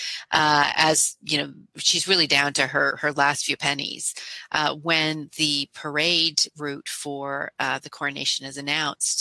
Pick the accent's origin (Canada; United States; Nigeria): Canada; I'm a Canadian